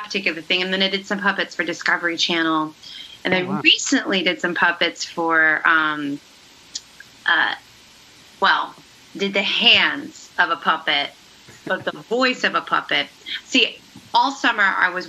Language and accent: English; Maryland, United States; I grew up in Maryland and really close to where Jim Henson grew up